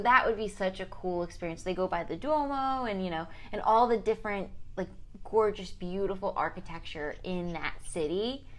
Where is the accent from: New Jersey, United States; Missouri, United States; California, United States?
New Jersey, United States; a local race in New Jersey, so it's the New Jersey Marathon, and I put that on there because that is from my hometown.